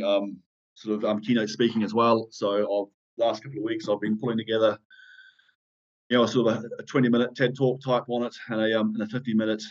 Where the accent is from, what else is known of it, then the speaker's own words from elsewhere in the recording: New Zealand; also born or lived in South West England; now in United Kingdom; in New Zealand. You know, I sort of, you know, brought up on a farm